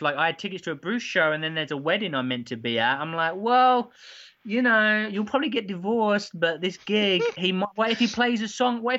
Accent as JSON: {"language": "English", "region": "England", "country": "United Kingdom", "said": "Now, to be honest, I like anyone, especially being English, of course, I love the … like everyone does"}